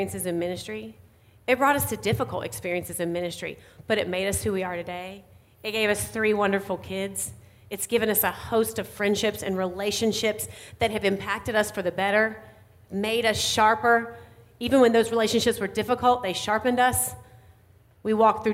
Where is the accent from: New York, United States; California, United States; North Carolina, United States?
North Carolina, United States; accent: Southern; moved away as an adult; now in Indiana, United States; I grew up in North Carolina. That's where I always live. I always say that I'll always be Southern at heart. You might be able to hear it a little bit in my voice this morning.